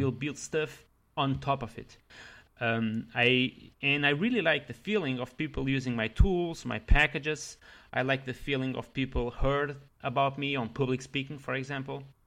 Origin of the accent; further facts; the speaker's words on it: Leiria, Leiria District, Portugal; English is a second language; moved away as an adult; now in Paris, France; originally I am from Portugal, that is a small country in Europe